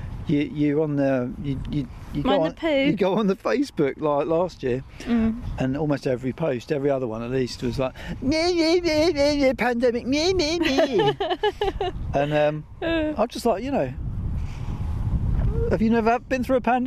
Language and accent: English; Buckinghamshire, South East England, United Kingdom; accent: Bucks; I'm from Bucks.